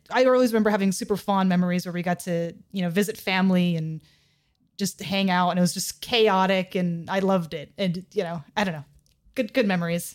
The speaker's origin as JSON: {"language": "English", "region": "California", "country": "United States", "tie": "born or raised there", "said": "I was born and raised in California"}